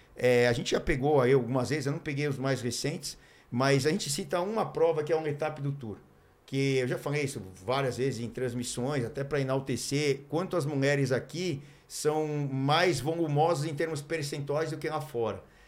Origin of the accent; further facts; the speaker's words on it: Mogi Mirim, São Paulo, Brazil; now in Santos, Brazil; Sou de Mojimirim